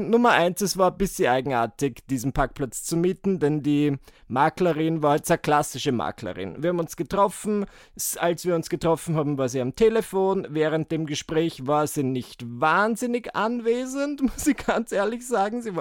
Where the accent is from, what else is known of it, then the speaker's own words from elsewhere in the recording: Burgenland, Austria; ich bin ja Burgenländer. Ich komme aus dem Burgenland. Ähm, meine Familie wohnt nach wie vor dort und mein Heimatort ist 40 Autominuten von Wien entfernt